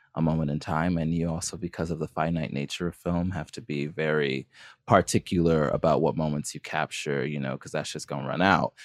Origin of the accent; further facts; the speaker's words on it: California, United States; as a kid growing up in California